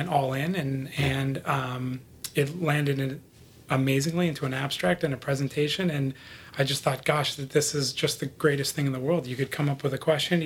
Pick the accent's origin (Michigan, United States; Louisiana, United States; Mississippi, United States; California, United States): California, United States; Los Angeles; also born or lived in Buffalo, New York; my father had moved from there to Los Angeles, where I was raised.